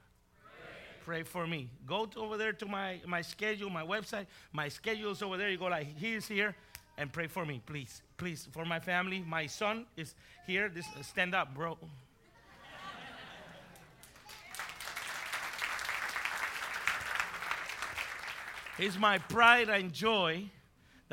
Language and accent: English; Puerto Rico; also born or lived in Bronx, New York; now in Texas, United States; Then I was raised in Puerto Rico.